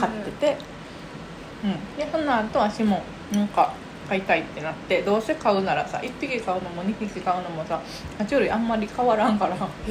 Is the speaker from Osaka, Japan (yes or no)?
yes; Sakai, Osaka, Japan; そう堺が地元で